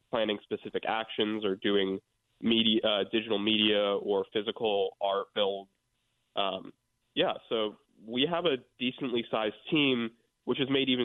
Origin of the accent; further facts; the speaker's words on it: Connecticut, United States; we're both from Connecticut